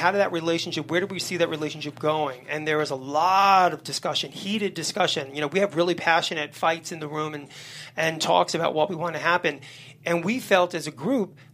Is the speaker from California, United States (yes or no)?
no; New York City, New York, United States; I grew up in Hell's Kitchen in the 70s, very violent, crazy neighborhood